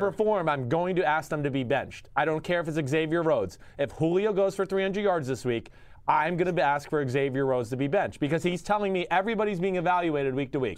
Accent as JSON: {"language": "English", "region": "New Jersey", "country": "United States", "also_born_or_lived": "Texas", "moved": "as an adult", "said": "I'm from New Jersey"}